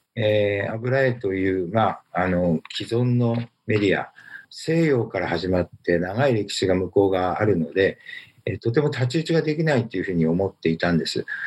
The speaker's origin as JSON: {"language": "Japanese", "country": "Japan", "tie": "born or raised there", "said": "日本で生まれて、あの、日本で育っている"}